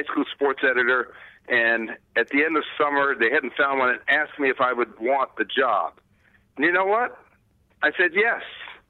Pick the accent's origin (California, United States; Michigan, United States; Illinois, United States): California, United States; Torrance; also born or lived in Los Angeles, California / Hawthorne, California / Inglewood, California; we lived in Hawthorne, California, Inglewood, moved to North Torrance, which is near that South Bay area.